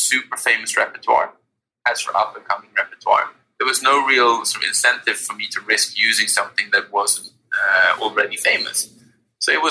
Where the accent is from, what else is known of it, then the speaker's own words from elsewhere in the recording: Sweden; we're from Sweden